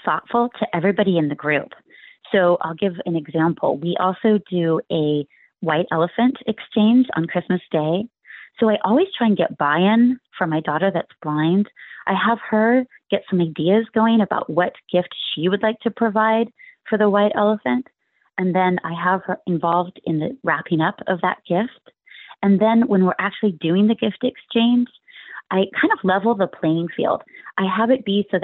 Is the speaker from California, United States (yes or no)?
yes; Palo Alto, California, United States; now in Sunnyvale, United States; my hometown in Palo Alto, where I was raised